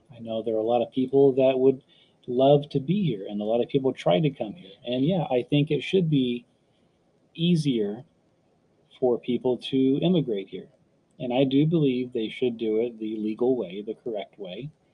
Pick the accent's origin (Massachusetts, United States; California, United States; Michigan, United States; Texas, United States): Texas, United States; San Antonio; I was born in San Antonio, uh, Texas